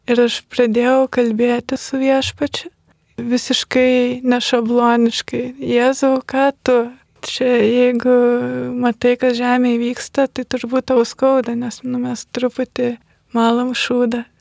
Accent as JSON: {"language": "Lithuanian", "country": "Lithuania", "tie": "born or raised there", "said": "aš esu iš Kulupienų, tai yra gan netoli pakutuvenų kaimo esanti gyvenvietė."}